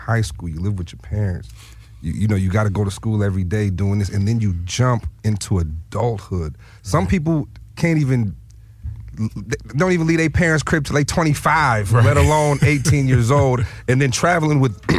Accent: Lansing, Michigan, United States; Listen, I'm from Lansing, Michigan originally.

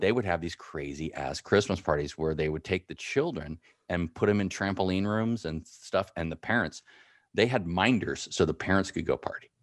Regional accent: San Francisco, California, United States; also born or lived in Marin County / East Bay / Big Horn, Wyoming; I grew up in San Francisco, in Marin County and the East Bay

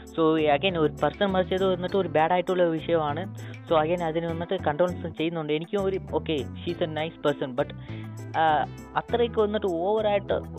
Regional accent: Kerala, India; ഞാൻ ഇപ്പോൾ കേരളത്തിലാണ് ജനിച്ചത്

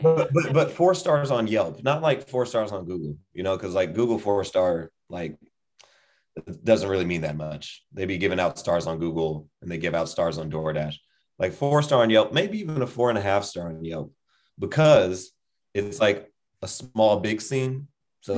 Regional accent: San Jose, California, United States; also born or lived in Bloomington, Illinois / Los Angeles / San Francisco; I was born in Bloomington, Illinois. And then we moved to California. And then I grew up in San Jose

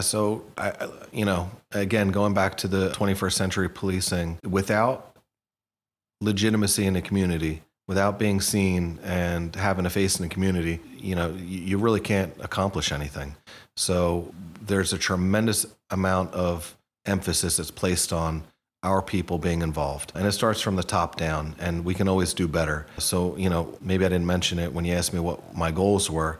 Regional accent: Hamilton, New Jersey, United States; also born or lived in Princeton; I was born in Princeton at the, at the hospital, but I was raised in Hamilton, so just a stone throw away

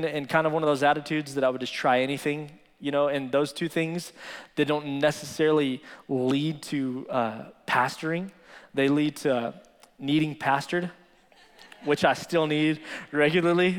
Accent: Midland, Texas, United States; I was born and raised here in Midland, Texas

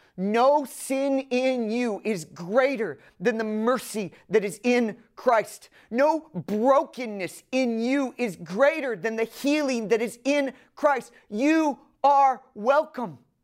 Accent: the North, United States; now in Atlanta, United States; I'm from the North

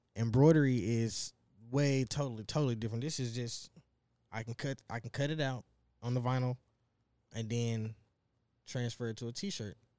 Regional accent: Dallas, Texas, United States; now in Plano, United States; I'm from South Dallas, but I stay in Plano

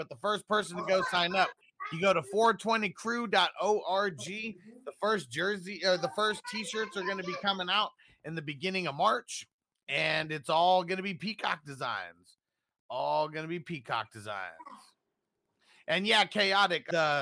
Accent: Southern California, United States; we're both from Southern California

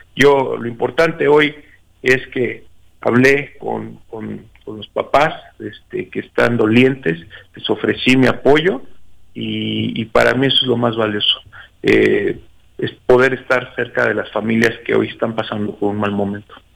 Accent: Mexico; como mexicanos

